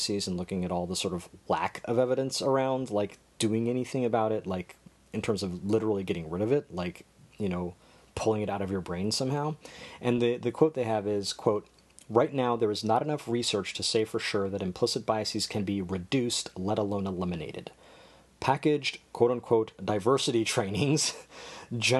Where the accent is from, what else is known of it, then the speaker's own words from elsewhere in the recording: United States; growing up in America